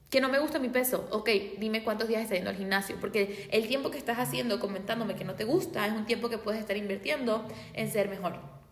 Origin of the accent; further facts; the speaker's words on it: Venezuela; yo soy de Venezuela y en mi país hay miles de historias donde día a día muere gente